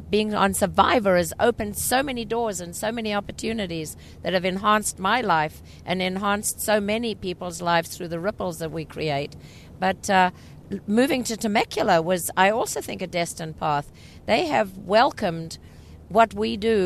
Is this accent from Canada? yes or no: no; South Africa; also born or lived in England; now in United States; being a foreigner myself, I'm from South Africa, and I've driven obviously in South Africa and in England because I lived there for a while. And then I came to the States